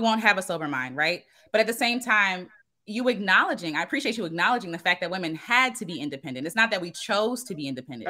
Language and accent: English; United States; I am an American Black woman